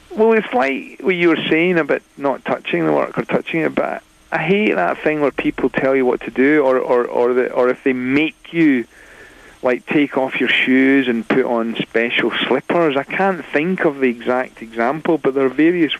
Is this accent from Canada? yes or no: no; Glasgow, Scotland, United Kingdom; also born or lived in Wakefield; I was born in Wakefield, but my parents moved to Glasgow in Scotland when I was 3, so I grew up in Glasgow